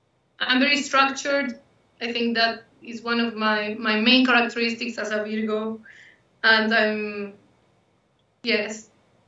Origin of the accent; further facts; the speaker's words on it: San Carlos, Maldonado, Uruguay; moved away; we all were born in Montevideo, but we moved since I was 5 years old to a small town in the province of Maldonado. That town is called San Carlos, and we lived there for 12 years, so it's like the place I grew up in, more or less.